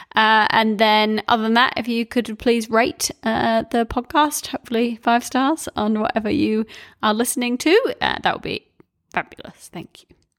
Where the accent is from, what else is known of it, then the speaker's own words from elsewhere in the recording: New Zealand; growing up in New Zealand